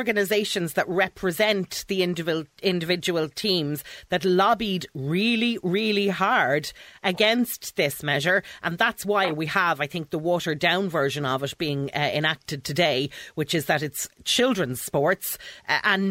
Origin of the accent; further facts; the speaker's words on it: Dublin, Leinster, Ireland; I've born and bred in Dublin